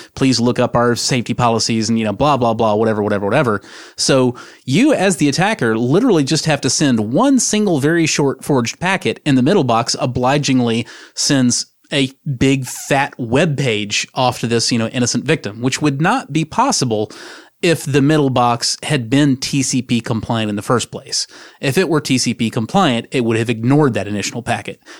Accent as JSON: {"language": "English", "country": "United States", "said": "I am an American"}